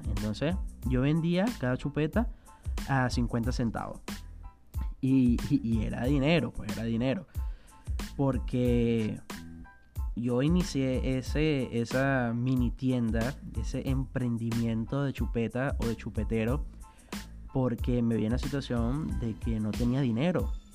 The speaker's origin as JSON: {"language": "Spanish", "country": "Venezuela", "also_born_or_lived": "southern Brazil", "moved": "as an adult", "lives_now": "Brazil", "said": "yo soy venezolano y tengo ya dos años viviendo aquí en Brasil."}